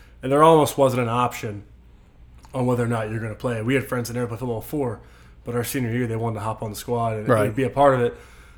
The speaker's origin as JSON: {"language": "English", "town": "Mechanicsville", "region": "Virginia", "country": "United States", "tie": "born or raised there", "also_born_or_lived": "Tennessee", "said": "Yeah, so I was born in Tennessee, moved all around until about sixth grade, or summer coming into my sixth grade, and since then I've called Mechanicsville home, so it's been a long time"}